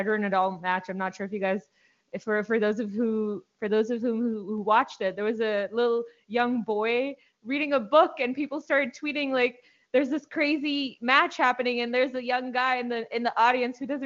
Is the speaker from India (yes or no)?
yes; India; I'm from India